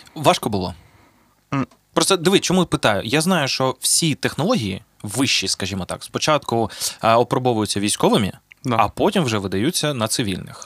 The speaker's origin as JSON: {"language": "Ukrainian", "town": "Zaporizhzhia", "region": "Zaporizhzhia Oblast", "country": "Ukraine", "tie": "born or raised there", "said": "в Запоріжжі, звідки я родом"}